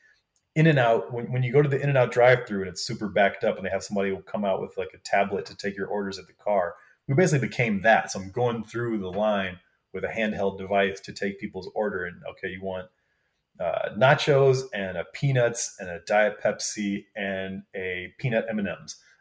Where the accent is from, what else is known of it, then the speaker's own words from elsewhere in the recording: Wisconsin, United States; moved away; I grew up in Wisconsin